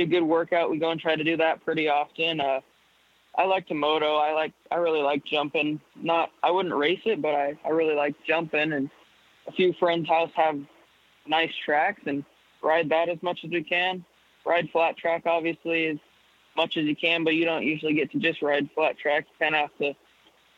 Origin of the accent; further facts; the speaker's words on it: Washington, United States; also born or lived in Spokane, Washington; I was born in Spokane, Washington, born and raised in Michael, Washington, about 15 miles south down the road.